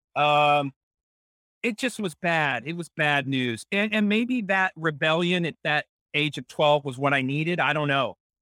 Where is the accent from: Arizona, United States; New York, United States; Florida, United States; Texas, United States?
Texas, United States; San Antonio; growing up in San Antonio, Texas